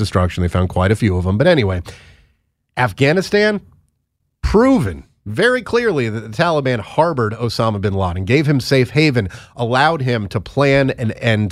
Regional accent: United States; We are Americans.

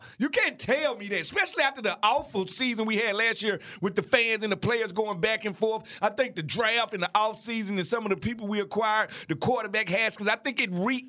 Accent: Mississippi, United States; I'm from Mississippi.

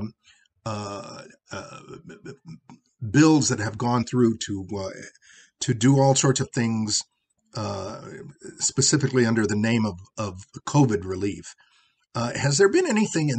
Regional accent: United States; I am an American of Mexican descent

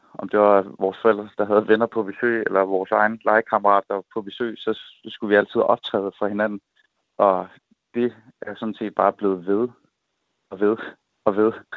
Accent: Assens, Southern Denmark, Denmark; hjemme i Assens

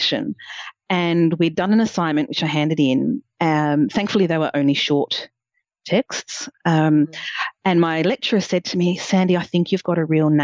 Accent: Coffs Harbour, New South Wales, Australia; also born or lived in Newcastle / London; I grew up in Coffs Harbour, which was 25,000 people at the time

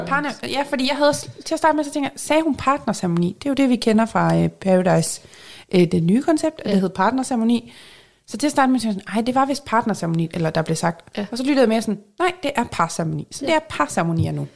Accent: Jutland, Denmark; accent: Jutlandic; jeg er jyde

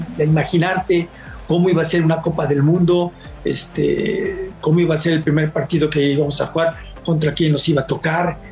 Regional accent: Mexico; como mexicano

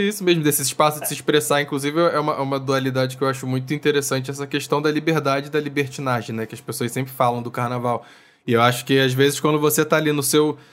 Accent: Niterói, Rio de Janeiro, Brazil; era em Niterói, que é a cidade, cidade de onde eu sou

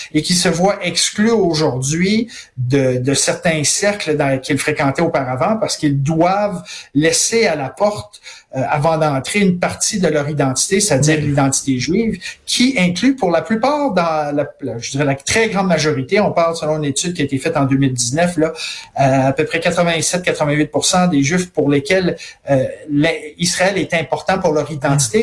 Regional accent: Montreal, Quebec, Canada; chez nous à Montréal, au Québec, au Canada

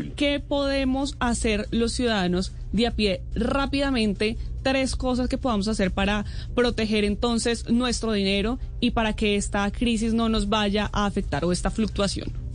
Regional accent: Colombia; como colombianos

